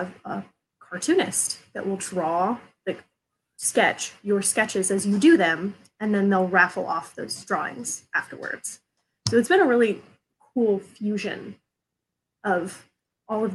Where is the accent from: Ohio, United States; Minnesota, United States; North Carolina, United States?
Ohio, United States; Southeast; moved away as an adult; also born or lived in Chicago; now in Columbus, United States; I am originally from Southeast Ohio, so like the Appalachian part of Ohio.